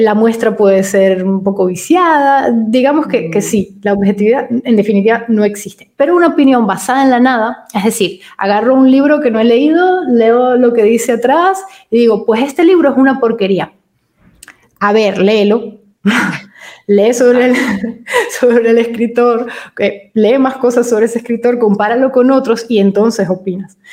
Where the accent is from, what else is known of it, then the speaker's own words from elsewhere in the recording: Venezuela; moved away as an adult; also born or lived in Madrid, Spain; now in Italy; Nosotros somos venezolanos y vivimos seis años en, Madrid, en España